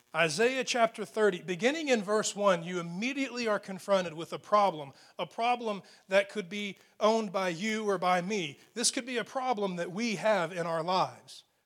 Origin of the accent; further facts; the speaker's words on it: Texas, United States; especially as Texans